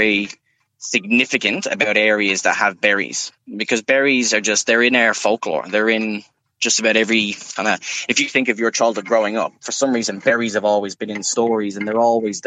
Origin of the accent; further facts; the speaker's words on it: Ireland; now in Woodridge, Australia; I'm from Ireland and I've been all over.